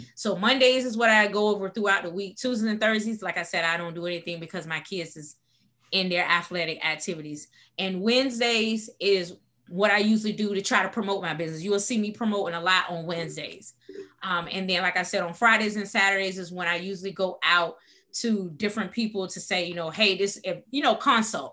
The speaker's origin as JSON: {"language": "English", "town": "Portsmouth", "region": "Virginia", "country": "United States", "also_born_or_lived": "Washington, D.C.", "moved": "as an adult", "said": "I am originally from Portsmouth, Virginia"}